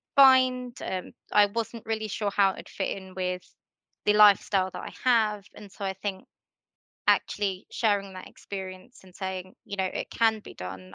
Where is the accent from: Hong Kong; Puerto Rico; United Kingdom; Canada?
United Kingdom; Letchworth, East of England; Letchworth is my hometown. It's where I've grown up